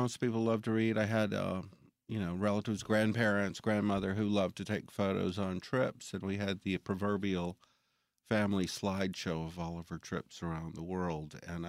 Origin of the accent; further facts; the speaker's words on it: Jackson, United States; Well, I'm from Jackson. Well, I grew up here.